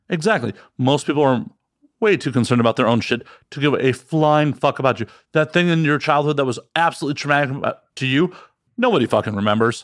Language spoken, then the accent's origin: English; Chicago, Illinois, United States; moved away; I grew up in Chicago, and I have fri, a lot of friends back in the Midwest